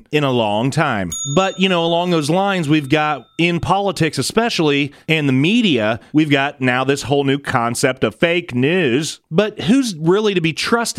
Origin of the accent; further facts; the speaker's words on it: United States; we as the American people, as taxpayers